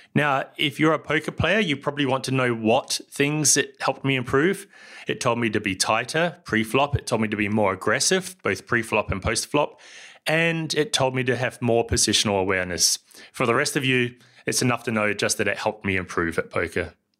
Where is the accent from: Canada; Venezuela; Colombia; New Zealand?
New Zealand; also born or lived in Germany; now in Barcelona, Spain; I live here in Barcelona, but as you can tell from my accent, I come from somewhere else. That's New Zealand